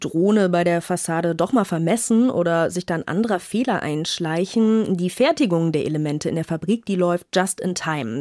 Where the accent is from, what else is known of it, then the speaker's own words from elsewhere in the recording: Northern Germany, Germany; als Norddeutsche